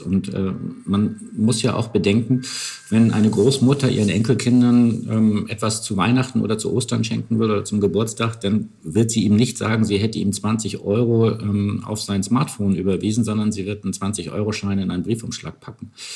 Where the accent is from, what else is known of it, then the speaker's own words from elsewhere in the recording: Northern Germany, Germany; ich komme auch aus Norddeutschland